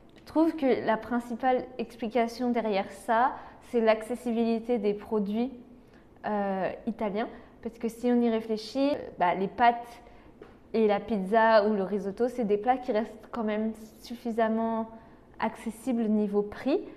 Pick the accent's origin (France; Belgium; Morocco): France; nous en tant que Français